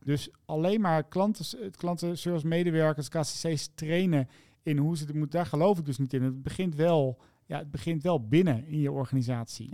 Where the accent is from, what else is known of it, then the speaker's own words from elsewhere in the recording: Zevenaar, Gelderland, Netherlands; mijn geboortedorp. Mm Zevenaar, in het oosten van het mhm. land. En daar ben ik al heel vroeg in de afwas geschopt door mijn lieftallige papa